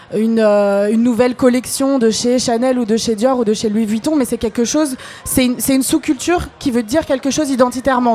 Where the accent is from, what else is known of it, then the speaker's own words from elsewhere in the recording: Algeria; now in France; je parle en tant qu'Algérienne